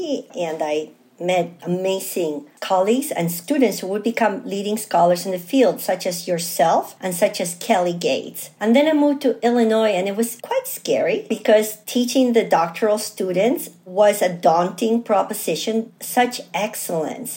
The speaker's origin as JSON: {"language": "English", "country": "Chile", "tie": "born or raised there", "moved": "yes", "lives_now": "United States", "said": "I'm originally from Chile"}